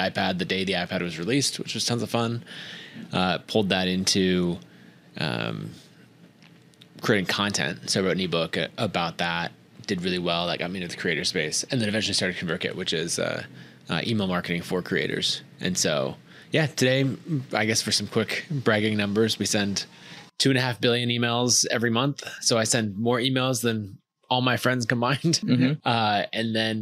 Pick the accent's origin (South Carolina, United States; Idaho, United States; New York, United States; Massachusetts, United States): Idaho, United States; So I grew up in Idaho